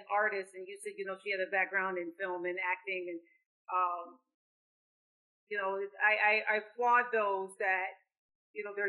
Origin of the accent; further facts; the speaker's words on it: Lansing, Michigan, United States; in my hometown of Lansing